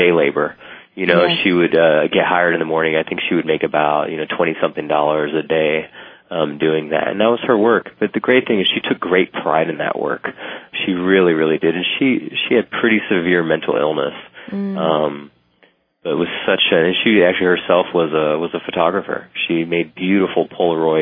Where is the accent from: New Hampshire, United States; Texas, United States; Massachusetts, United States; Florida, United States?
Texas, United States; San Antonio; in San Antonio, my hometown